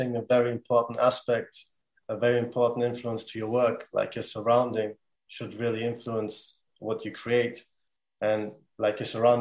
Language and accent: English; Germany; now in Bradford, United Kingdom; I'm from Bradford, but I was born and raised in Germany. I came here 2012 with my family